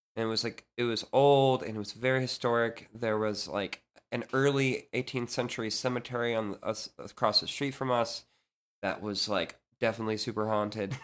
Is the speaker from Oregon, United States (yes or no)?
no; Leesburg, Virginia, United States; I grew up in Leesburg, Virginia